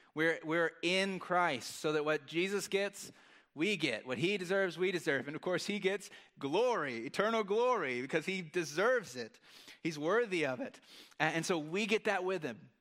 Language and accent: English; United States; as an American